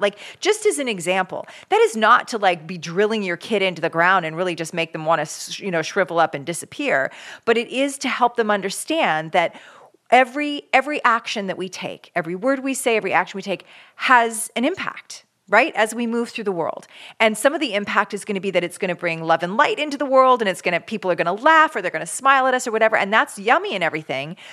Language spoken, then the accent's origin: English; Canada; now in California, United States; as a Canadian